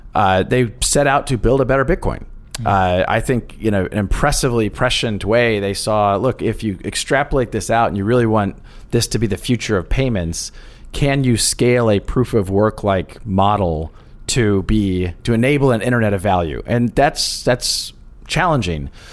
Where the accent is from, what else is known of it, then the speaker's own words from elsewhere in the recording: Kansas, United States; moved away; I grew up actually in the Midwest in Kansas